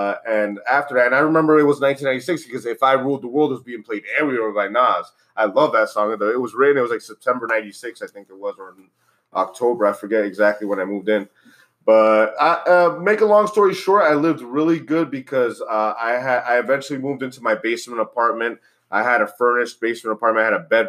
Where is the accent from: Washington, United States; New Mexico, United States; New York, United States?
New York, United States; New York City; moved away as an adult; also born or lived in Dominican Republic; now in Florida, United States; I grew up in New York, in Bushwick, Brooklyn, and Ridgewood, Queens, primarily